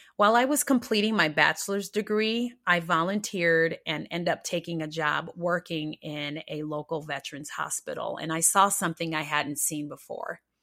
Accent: Rochester, New York, United States; moved away; also born or lived in Minnesota; I was born in Rochester, New York, and my childhood was the stereotypical poor black experience

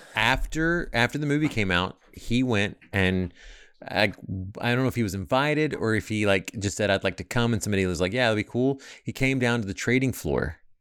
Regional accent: United States; also born or lived in Arkansas; I'm from Texas and Arkansas

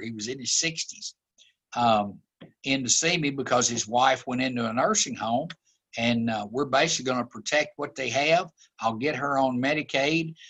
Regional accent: Glasgow, Kentucky, United States; I grew up in Glasgow

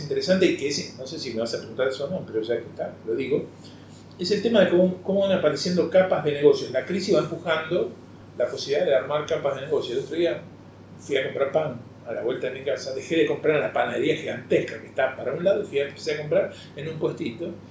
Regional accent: Rosario, Santa Fe, Argentina; moved away as an adult; also born or lived in Buenos Aires; lugar donde naciste, donde pasaste la adolescencia, donde creciste, eh, son las que me hacen sentir profundamente rosarino

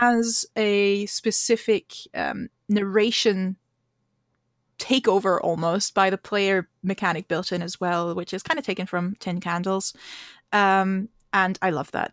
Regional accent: Austria; now in Edinburgh, United Kingdom; I live in Edinburgh and in Scotland, uh, although I'm originally from Austria

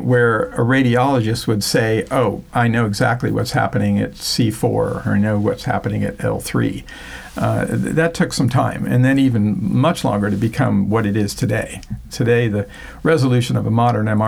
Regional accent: Florida, United States; born or raised there; also born or lived in Newark, New Jersey

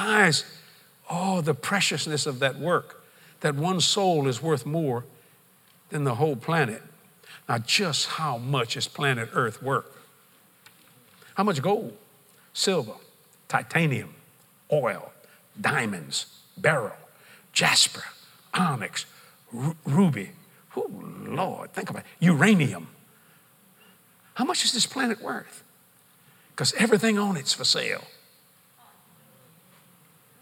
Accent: United States; I'm an American.

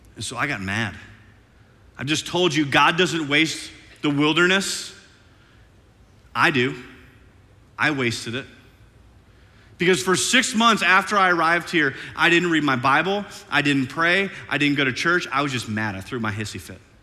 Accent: Iowa, United States; moved away as an adult; also born or lived in St. Louis, Missouri; now in Oklahoma City, United States; I'm from Iowa, and this is like the deep south to this Iowan

